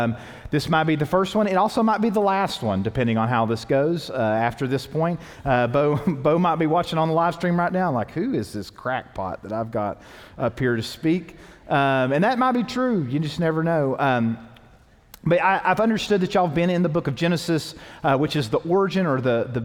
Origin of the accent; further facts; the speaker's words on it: the South, United States; even though I was raised in the South, like there was churches around me.